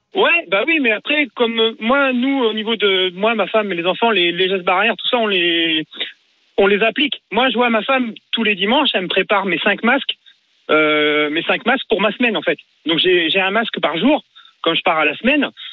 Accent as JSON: {"language": "French", "area": "Mayenne", "region": "Pays de la Loire", "country": "France", "said": "je suis de la Mayenne"}